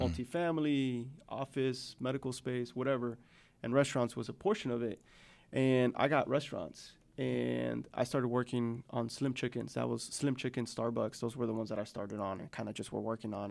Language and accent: English; Chicago, Illinois, United States; now in Northwest Arkansas, United States; I grew up on the South Side